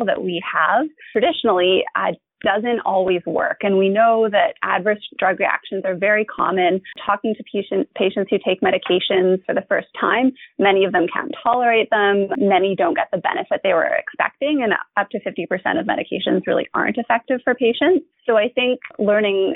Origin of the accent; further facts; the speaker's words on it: Vancouver, British Columbia, Canada; I'm from Vancouver, BC, born and bred Vancouverite